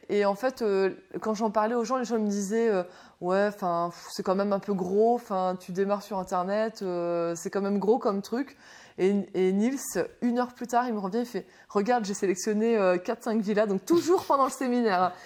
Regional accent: Dunkirk, Hauts-de-France, France; now in Lille, France; je viens de Dunkerque

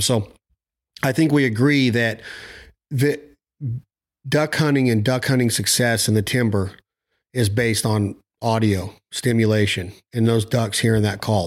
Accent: Nevada, United States; I'm from Nevada

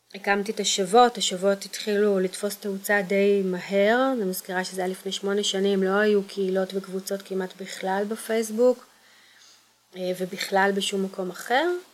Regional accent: Kfar Saba, Central District, Israel; also born or lived in Kokhav Yair / Tel Aviv / Givat Ada; now in Pardes Hanna, Israel; גדלתי בכפר סבא ובכוכב יאיר

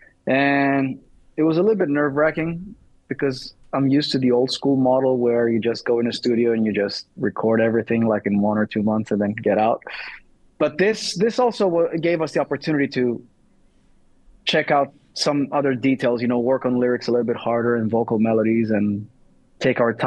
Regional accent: Thessaloniki, Central Macedonia, Greece; I'm from Thessaloniki

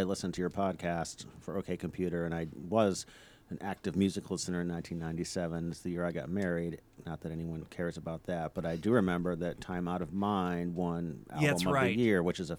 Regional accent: Western New York, United States; now in Pittsburgh, United States; I'm his father. I'm from Western New York originally.

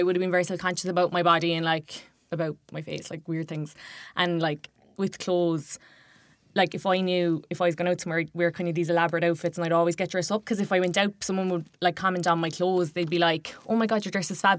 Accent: Kerry, Munster, Ireland; now in Dublin, Ireland; I'm from Kerry

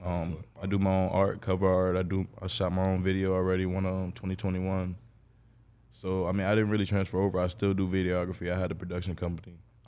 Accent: Jacksonville, Florida, United States; also born or lived in New Jersey; I pretty much grew up here. So I'm from Jacksonville, I like to say.

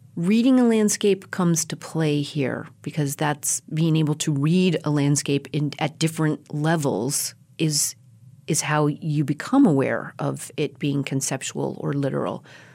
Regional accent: Colorado, United States; now in California, United States; I come myself from a bi-coastal family, and I was born and raised in Colorado, and I have a lot of family in just outside of Boston and in New York. But then I have lived in California for 12 years

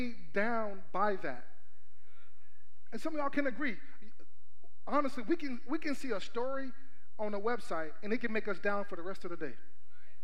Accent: Texas, United States; also born or lived in Houston; now in Atlanta, United States; I'm from Texas. I grew up in East Texas for half of my life. East Texas is the country. I grew up in Houston, another half of my life.

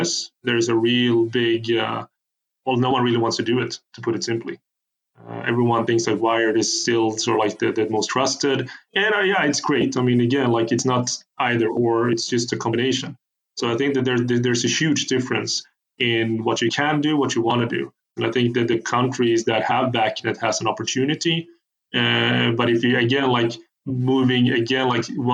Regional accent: Sweden; So I'm from Sweden, I live in Sweden

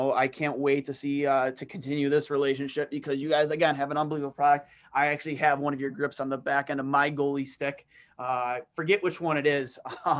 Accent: Buffalo, New York, United States; born or raised there

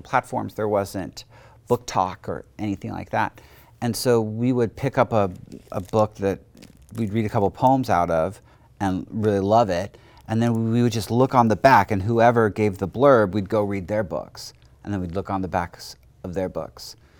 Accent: Portland, Oregon, United States; we grew up in the Lentz neighborhood of Portland

